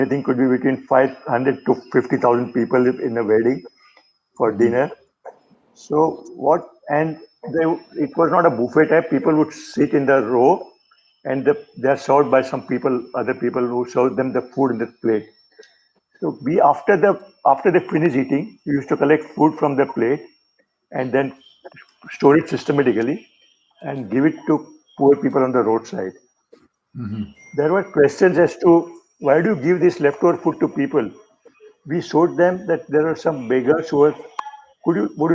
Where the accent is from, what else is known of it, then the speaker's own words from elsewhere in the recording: Mumbai, Maharashtra, India; I am from Mumbai, which is a commercial capital of India.